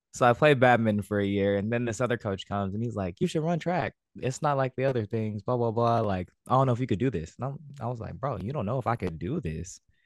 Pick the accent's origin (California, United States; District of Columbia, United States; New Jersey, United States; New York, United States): California, United States; American Canyon; also born or lived in Vallejo / San Diego; I grew up in American Canyon. Uh, I lived in Vallejo for some time as well. Um, that is in Northern California